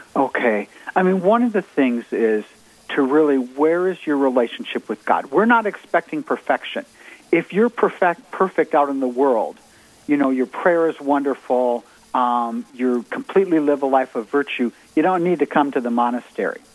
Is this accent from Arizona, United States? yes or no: no; Minnesota, United States; moved away as an adult; also born or lived in Georgia; I grew up in Minnesota